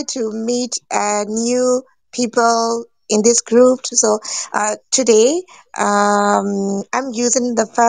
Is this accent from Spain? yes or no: no; Myanmar; English is a second language; I'm from Myanmar. I'm from Myanmar.